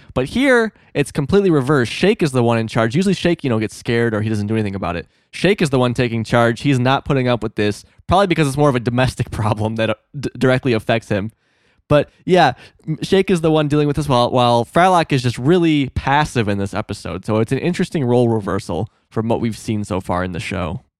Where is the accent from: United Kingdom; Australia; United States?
United States; Illinois; moved away; My small-ass town in Illinois